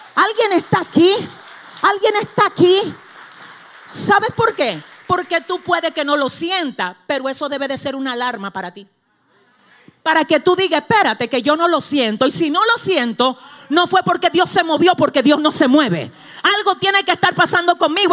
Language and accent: Spanish; Cibao, Dominican Republic; en el Cibao, de donde yo vengo, de allá atrás del campo, para allá